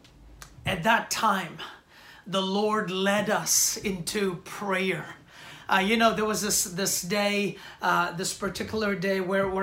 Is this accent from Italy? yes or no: no; India; moved away as an adult; now in New York City, United States; I was born and raised in India the first 20 years of my life